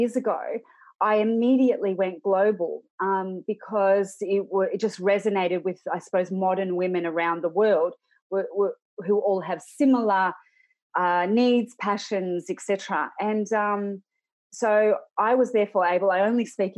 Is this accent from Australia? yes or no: yes; Melbourne, Victoria, Australia; I live in Williamstown. I was born here. My children are seven